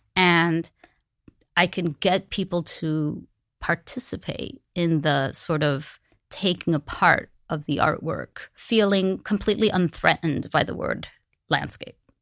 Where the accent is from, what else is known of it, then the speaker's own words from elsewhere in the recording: Miami, Florida, United States; growing up in Miami